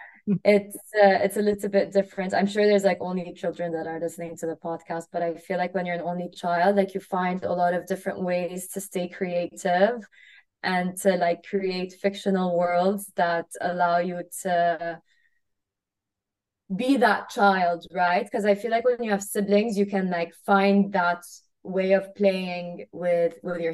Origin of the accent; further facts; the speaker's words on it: Kuwait; moved away as an adult; I grew up in Kuwait. I grew up in a very small country, you know, right underneath Iraq, Saudi, on the Arabian Gulf. And I lived there for 18 years.